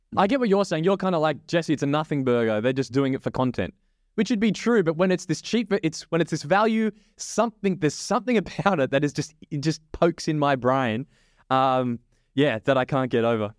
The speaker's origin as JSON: {"language": "English", "country": "Australia", "said": "as an Aussie"}